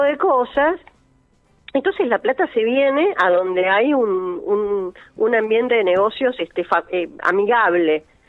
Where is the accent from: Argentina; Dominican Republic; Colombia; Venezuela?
Argentina; Rosario, Santa Fe; now in Funes, Argentina; cuando a mí me preguntan de dónde soy, yo digo de Rosario